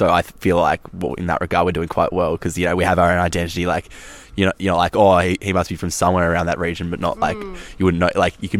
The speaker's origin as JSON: {"language": "English", "country": "Australia"}